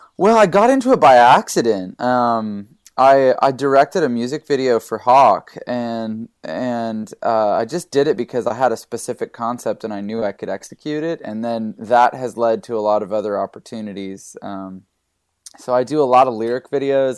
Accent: Canada; now in California, United States; growing up in Canada, uh, I'm a pastor's kid

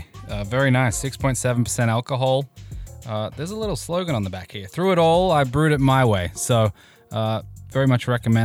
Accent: Melbourne, Victoria, Australia; now in United States; in Melbourne where I grew up

